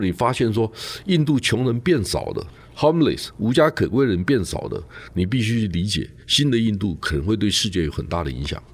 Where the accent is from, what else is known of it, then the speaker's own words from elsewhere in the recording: Yilan, Yilan County, Taiwan; 我是宜兰人